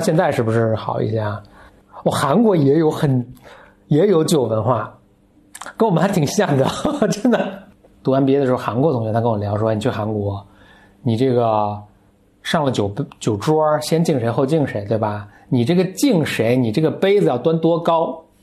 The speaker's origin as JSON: {"language": "Chinese", "country": "China", "said": "可能我们中国人去的就游刃有余啊"}